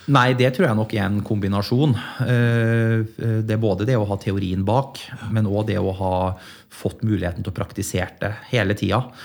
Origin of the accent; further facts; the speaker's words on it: Leksvik, Trøndelag, Norway; also born or lived in Middle East; Det var jo et knakende dynamisk industrimiljø i Leksvika, der jeg kommer fra.